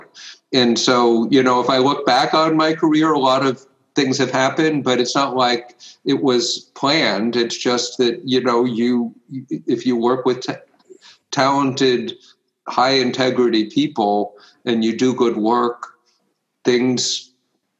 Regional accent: United States; I was born in the United States.

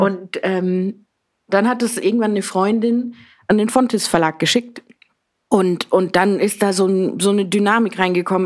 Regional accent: Southern Germany, Germany; moved away as an adult; also born or lived in Berlin, Germany; now in Vienna, Austria; ich gehe wieder näher zu meiner Familie nach Süddeutschland

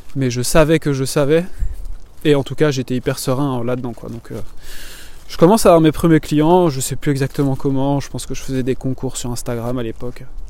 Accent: Belgium; moved away as an adult; also born or lived in Martinique / Toulouse, France; je suis belge, j'habitais en Belgique avant

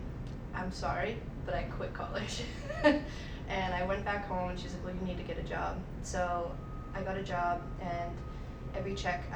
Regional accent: Haverhill, Massachusetts, United States; now in Nashville, United States; I had just finished a demo in my hometown, Haverhill, Mass.

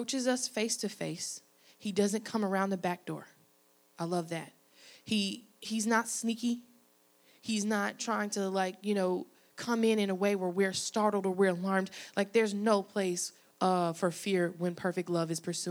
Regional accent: Arkansas, United States; moved away as an adult; now in Louisiana, United States; I'm originally from Arkansas

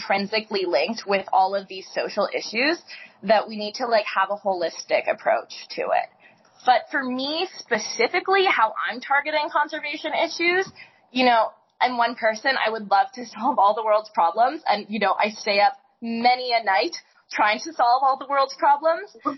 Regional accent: Canada; moved away; I grew up in Canada

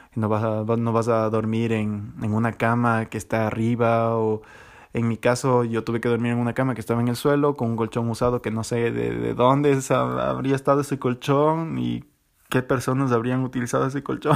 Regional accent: Ecuador; moved away; tenía en Ecuador

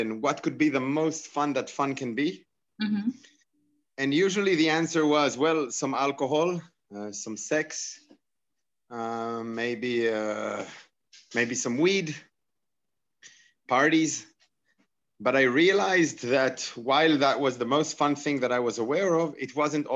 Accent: Israel; I'm from Israel.

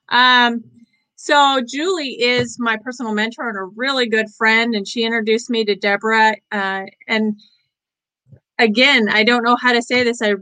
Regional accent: Boise, Idaho, United States; also born or lived in Portland, Oregon; Uh, Idaho was where I was born, and I was raised between both Boise and Portland.

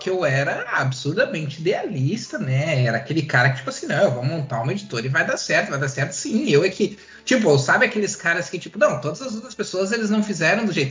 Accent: Rio Grande do Sul, Brazil; Tipo, como é que chama no Rio Grande do Sul? Carrinho do, de rolimã? Lá na minha cidade chamavam de carrinho de lomba.

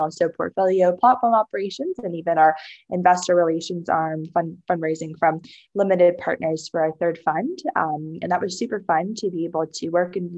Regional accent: New Jersey, United States; also born or lived in China / Boston, United States; came to the US later on in elementary school to New Jersey, which is where my parents had found jobs and housing, and grew up there until college

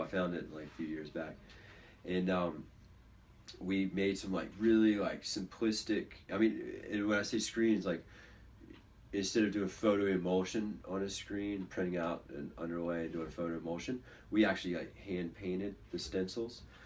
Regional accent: Virginia Beach, Virginia, United States; Josh and I, we grew up here in Virginia Beach together

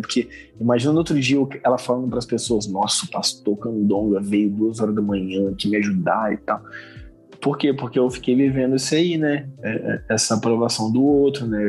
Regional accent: Vila Velha, Espírito Santo, Brazil; eu sou lá natural de Vila Velha

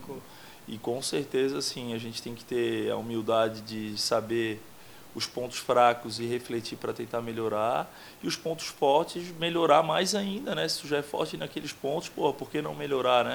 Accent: São José, Santa Catarina, Brazil; accent: manezinho; moved away; also born or lived in Florianópolis / Portugal; eu sou de Barreiros ali, Barra Ipiranga, Barra de São Pedro, aquela região, morei por vários endereços ali. Minha família é toda dali.

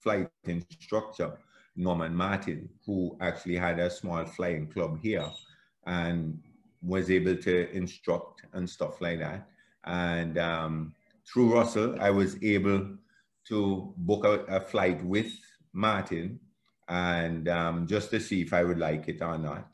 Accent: Antigua & Barbuda; I was born in Antigua, grew up in the little village called Michael's Village

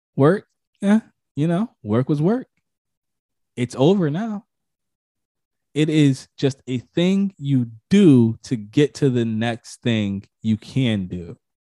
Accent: Connecticut, United States; I'm from Connecticut

